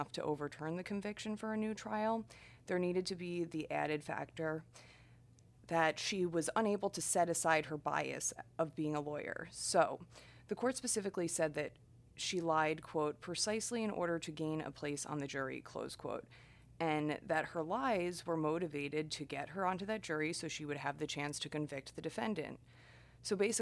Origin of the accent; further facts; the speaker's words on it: New York, United States; New York, my home state, New York